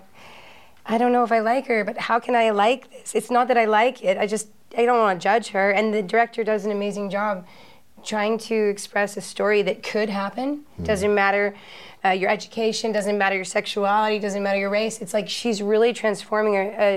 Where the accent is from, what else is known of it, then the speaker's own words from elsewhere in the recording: United States; I'm an American